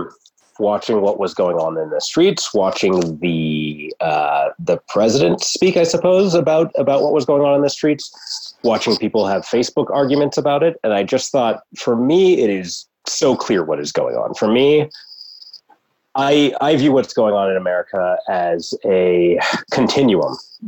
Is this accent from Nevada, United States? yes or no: yes; Reno, Nevada, United States; also born or lived in Pittsburgh, Pennsylvania / San Diego / Washington, D.C.; I grew up in Reno. We actually moved here. My father got a job here in 1984